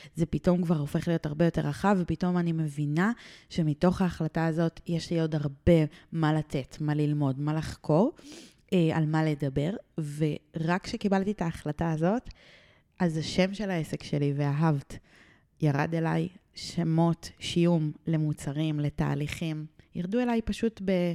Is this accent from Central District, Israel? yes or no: no; Ramat Gan, Tel Aviv District, Israel; גדלתי והתחנכתי ברמת גן